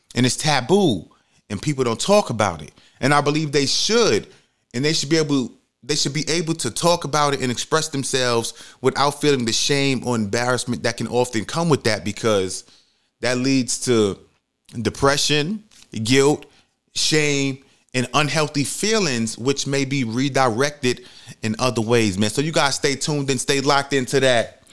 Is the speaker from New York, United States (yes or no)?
yes; New York City, New York, United States; moved away as an adult; also born or lived in Georgia; when I first moved to Georgia, I'm from New York City